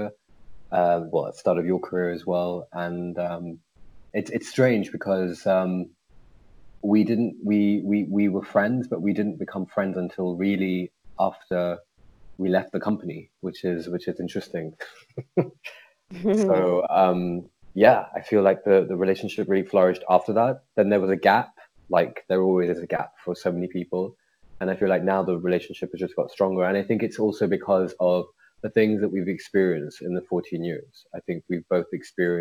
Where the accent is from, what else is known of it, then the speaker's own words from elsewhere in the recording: United Kingdom; also born or lived in India / Zurich / Paris / Amsterdam; born here in the UK. I've lived my whole life here in the UK